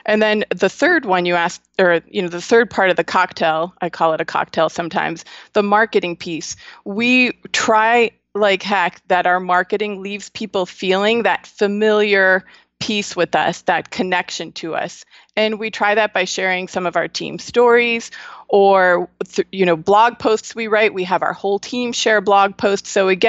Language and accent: English; Buffalo, New York, United States; I'm from Buffalo, New York.